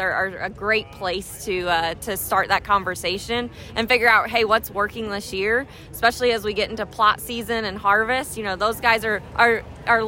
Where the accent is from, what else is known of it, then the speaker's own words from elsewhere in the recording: Southern Illinois, United States; I'm from Southern Illinois